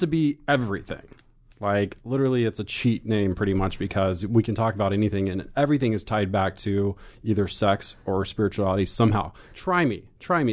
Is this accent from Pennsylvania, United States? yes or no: no; Pilot Point, Texas, United States; moved away; I grew up in a small little town north of Dallas called Pilot Point.